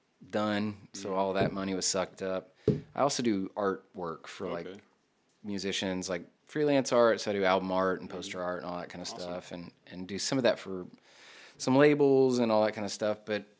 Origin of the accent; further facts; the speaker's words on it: Greenville, Texas, United States; also born or lived in Austin, Texas; I'm from Greenville.